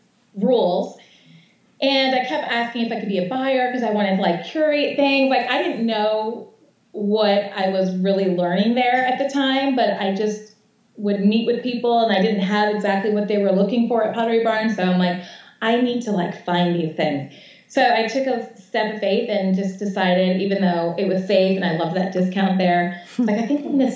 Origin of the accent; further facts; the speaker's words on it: Connecticut, United States; also born or lived in South Florida; now in Atlanta, United States; So we wanted a classic kind of Connecticut house because I'm from Connecticut